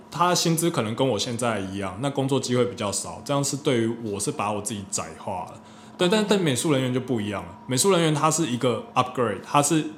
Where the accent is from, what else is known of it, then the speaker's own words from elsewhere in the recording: Taiwan; 我们台湾人